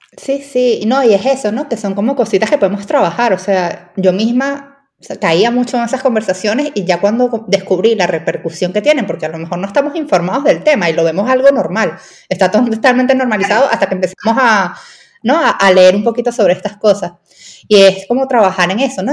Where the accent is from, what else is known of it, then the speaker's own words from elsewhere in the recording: Venezuela; Pues no sé si por mi acento se ha escuchado, pero soy venezolana y allí en Venezuela